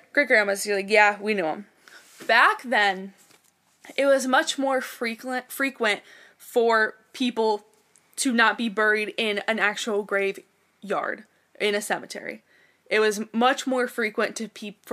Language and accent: English; Ashtabula?, Ohio, United States; I grew up in Asheville, Ohio, with my parents and my sister